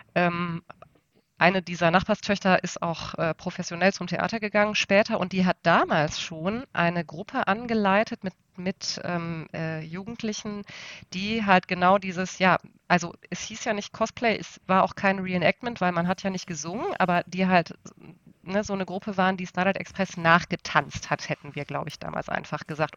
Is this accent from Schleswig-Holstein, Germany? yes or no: no; Essen, North Rhine-Westphalia, Germany; ich komme, wie gesagt, aus dem Ruhrgebiet und zwar tatsächlich aus, dem, aus einem der aller äh, äh Nord nordöstlichsten Stadtteile von Essen an der Stadtgrenze zu Bochum-Wattenscheid